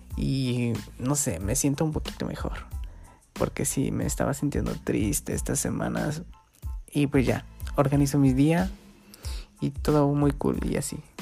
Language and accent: Spanish; Guerrero, Mexico; aquí estoy en mi pueblito, en Guerrero